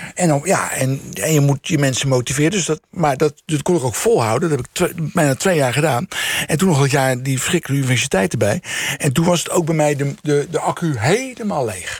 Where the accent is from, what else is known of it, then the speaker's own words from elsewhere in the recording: The Hague, South Holland, Netherlands; Scheveningen, Den Haag, waar ik vandaan kom.